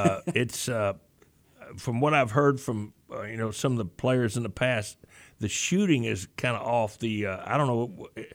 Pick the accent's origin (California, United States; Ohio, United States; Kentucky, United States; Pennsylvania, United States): Kentucky, United States; Louisville; I'm from Louisville, Kentucky.